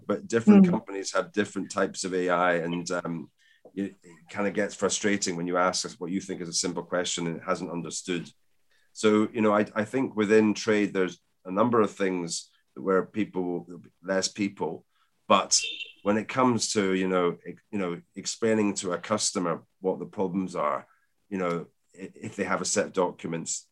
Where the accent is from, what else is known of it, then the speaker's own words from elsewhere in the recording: Scotland, United Kingdom; being a Scotsman